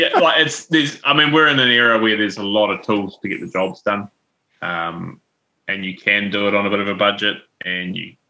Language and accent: English; Taranaki, New Zealand; I'm from Taranaki. We just have one.